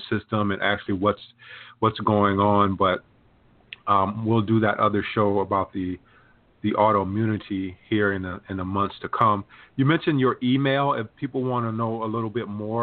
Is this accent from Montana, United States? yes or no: no; Sumter, South Carolina, United States; moved away; South Carolina, my hometown of Sumter